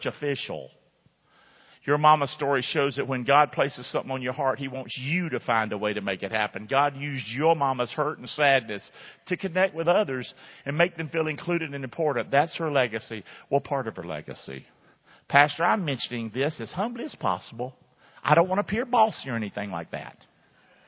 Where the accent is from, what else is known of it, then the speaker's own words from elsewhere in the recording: Rockingham, United States; moved away; my hometown